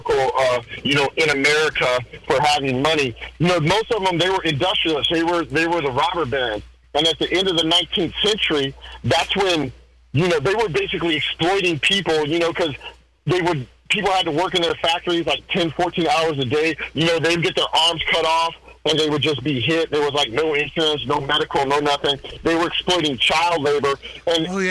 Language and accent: English; United States; I'm American.